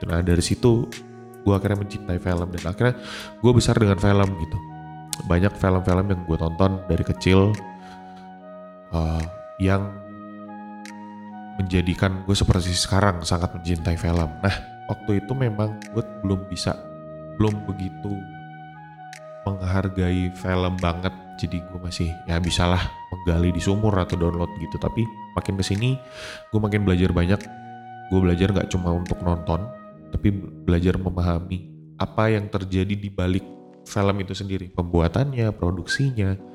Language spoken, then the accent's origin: Indonesian; Samarinda, East Kalimantan, Indonesia; Di daerah gue ya di Samarinda waktu itu saat gue udah uh, getol-getolnya nonton di bioskop gitu.